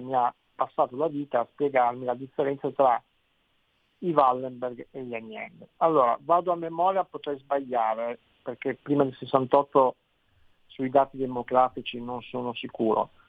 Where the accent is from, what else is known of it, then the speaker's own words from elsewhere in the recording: Turin, Piedmont, Italy; io non sono torinese, io sono nato a Torino ma mio padre è nato a Perugia